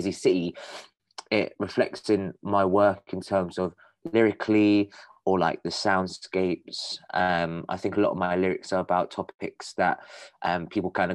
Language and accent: English; London, United Kingdom; I'm a musician from North London